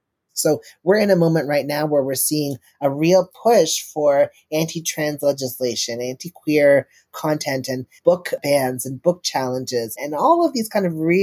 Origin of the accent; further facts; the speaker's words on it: Tennessee, United States; also born or lived in Memphis, Tennessee; now in Toronto, Canada; in Tennessee, which is my home state.